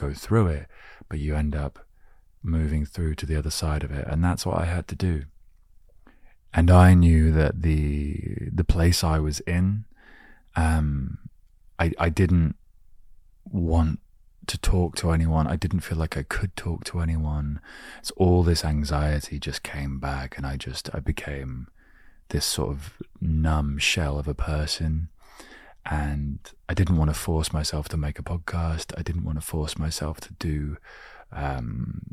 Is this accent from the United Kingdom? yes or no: yes; England, United Kingdom; growing up in England